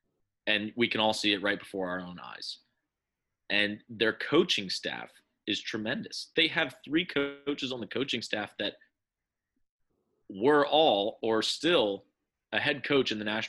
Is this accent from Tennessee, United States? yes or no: no; Harrisburg, Pennsylvania, United States; from Harrisburg, PA.